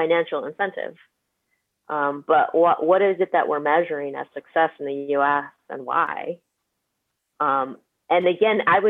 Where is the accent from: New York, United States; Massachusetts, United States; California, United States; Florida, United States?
California, United States; Bay Area; I'm from the Bay Area